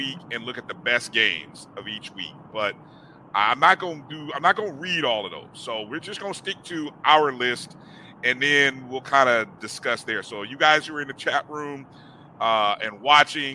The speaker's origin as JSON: {"language": "English", "region": "Indiana", "country": "United States", "tie": "born or raised there", "moved": "yes", "said": "I grew up in Indiana, grew up a Notre Dame Irish fan"}